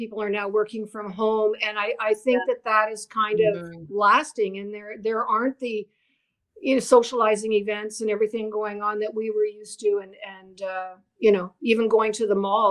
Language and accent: English; Northwestern Ontario, Canada; I grew up in Northwestern Ontario